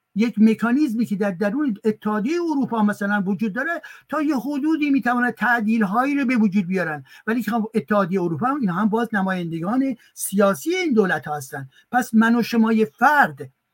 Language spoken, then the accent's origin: Persian; Iran; now in France; من ایرانی هستم